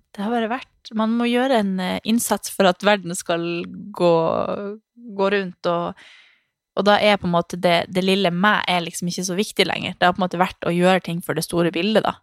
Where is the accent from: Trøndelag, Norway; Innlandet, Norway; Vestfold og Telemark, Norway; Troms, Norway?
Troms, Norway; Harstad; moved away; also born or lived in Svalbard; jeg er født og oppvokst i Harstad og Svalbard, som er mørke plasser